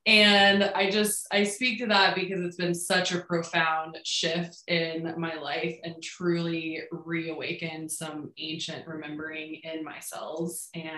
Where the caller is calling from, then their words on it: Denver, Colorado, United States; I am in Denver.